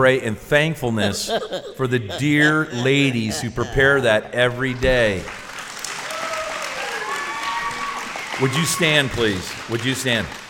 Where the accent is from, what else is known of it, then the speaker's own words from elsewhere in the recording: Canada; as a Canadian